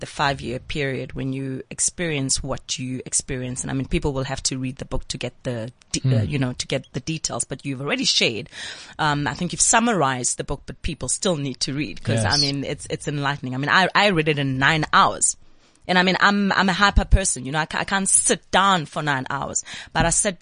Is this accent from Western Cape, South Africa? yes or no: no; Soweto, Gauteng, South Africa; I'm from Thumville, Soweto